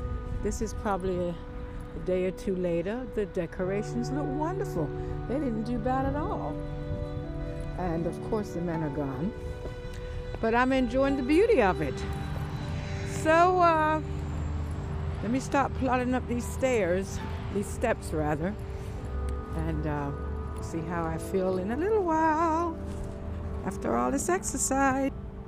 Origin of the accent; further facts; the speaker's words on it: Jamaica; also born or lived in England; Who would have thought I was born in England? Can you believe that? And I've gotten all these clothes. I guess having to transition from England to Jamaica to live as a child. I went there at 10 years old